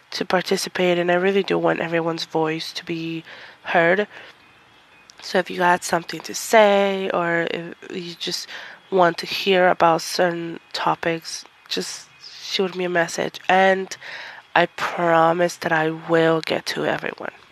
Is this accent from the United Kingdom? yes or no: no; Mexico; I came from Mexico, so I'm Mexican descent.